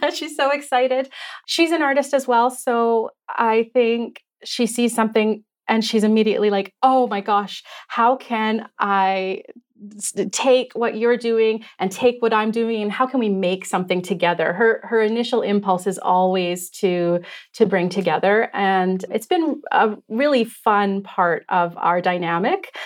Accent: Canada; moved away as an adult; now in Victoria, Canada; My family is originally from, uh, Treaty Six territory, so we grew up in the Shiny Bank region

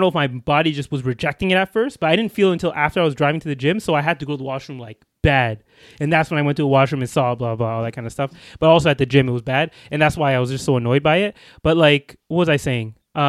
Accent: New York, United States; Should we just start again right off the bat, like I'm from New York?

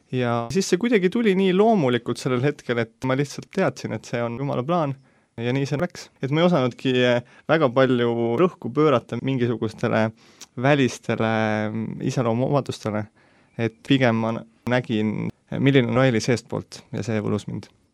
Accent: Tallinn, Harju County, Estonia; sündinud, kasvanud Tallinnas ja siiamaani elan Tallinnas

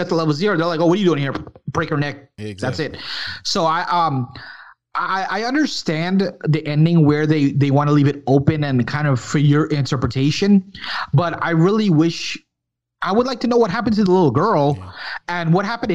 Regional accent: New York, United States; I was born in New York, but my background is Guyanese, which is in South America from Guyana.

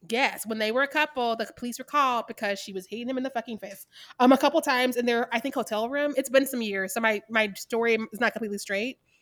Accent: Missouri, United States; I'm from Missouri

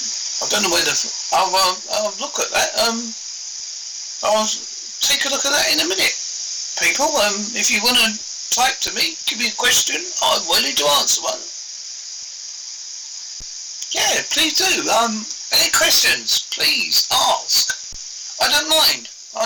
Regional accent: Westcliff-on-Sea, East of England, United Kingdom; born there; accent: Devon-Essex; also born or lived in Southend-on-Sea; It's my accent is Devon come Essex, because I was born in Essex. I was born in a place called Westcliff-on-Sea. I lived in Southend-on-Sea, which you may have heard of. It's a seaside resort in Essex.

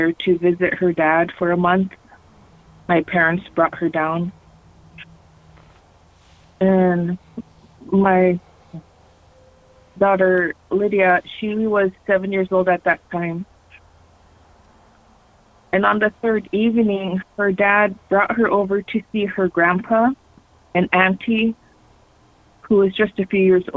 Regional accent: Alaska, United States; also born or lived in Arizona; I'm a Alaska Native. You know, I was raised mostly in Alaska.

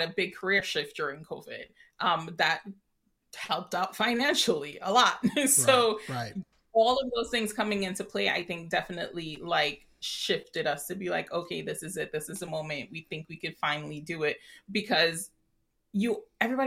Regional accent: Trinidad & Tobago; moved away; also born or lived in New York / Okinawa, Japan / Escondido, California / Oceanside, California; I'm Trinidadian.

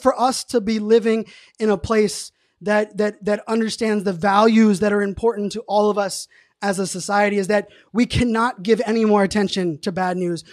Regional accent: Pittsburgh, Pennsylvania, United States; born and raised in Pittsburgh

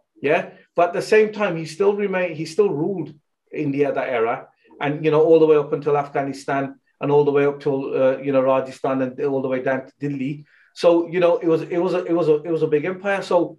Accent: United Kingdom; You know, we're British Sikhs, really. That's what we are, yeah? And we have love for Punjab. We're proud to be Punjabi as well, yeah?

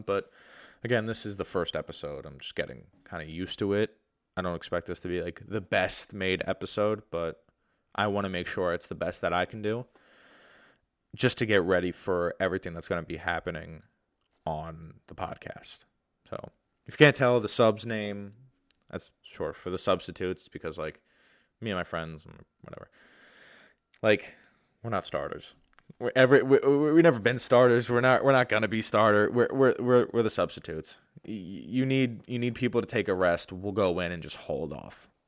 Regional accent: New York, United States; I'm from New York

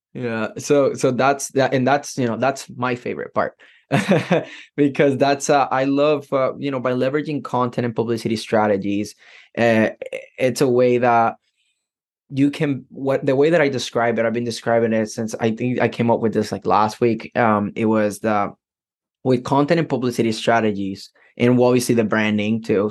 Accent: Puerto Rico; now in United States; I am from Puerto Rico, right? Completely different culture than mm-hmm. than what Americans grow

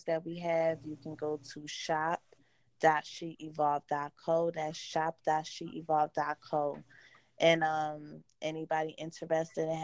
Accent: New Jersey, United States; Born and raised Jersey girl

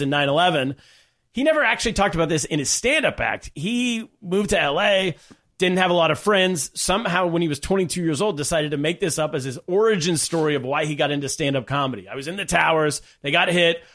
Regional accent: Sacramento, California, United States; Sacramento, California, yes, also my hometown

